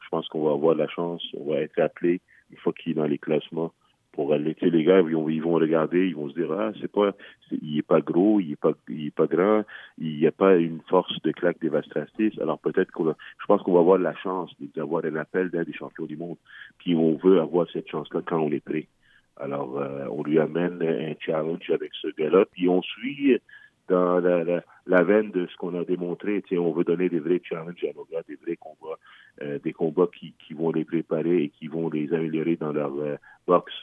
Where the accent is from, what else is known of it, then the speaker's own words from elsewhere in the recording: Quebec, Canada; au Canada, chez nous, au Québec